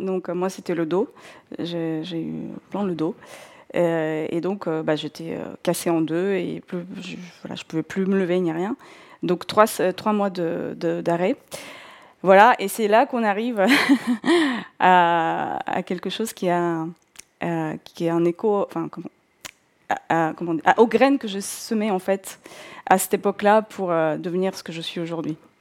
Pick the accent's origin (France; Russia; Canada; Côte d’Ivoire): Russia; North Caucasus; first language Russian; French is a second language; moved away as an adult; Je suis née en Russie euh, et j'ai grandi en Russie jusqu'à mes 21 ans. Euh, je viens du sud de la Russie, euh, de, la région du Caucase du Nord.